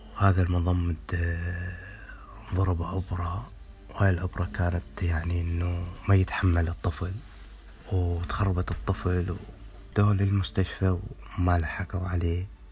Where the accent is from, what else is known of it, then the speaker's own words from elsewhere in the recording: Iraq; moved away as an adult; من العراق